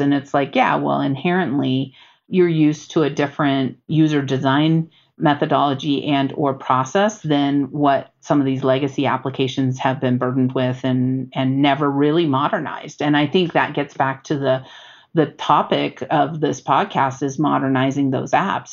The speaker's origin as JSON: {"language": "English", "area": "Bay Area", "region": "California", "country": "United States", "moved": "yes", "said": "I come from the Bay Area"}